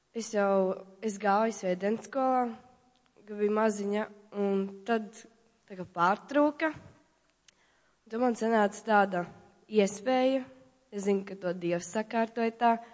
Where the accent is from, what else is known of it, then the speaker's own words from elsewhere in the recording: Tukums, Latvia; esmu no Tukuma